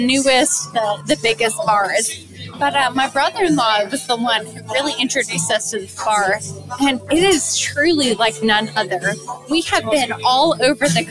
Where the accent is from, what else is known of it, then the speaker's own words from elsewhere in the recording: Canada; moved away; I am from Canada myself